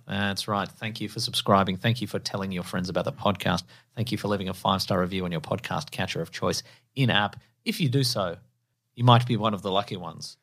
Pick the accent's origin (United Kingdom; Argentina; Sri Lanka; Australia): Australia; in Australia we're a half flush nation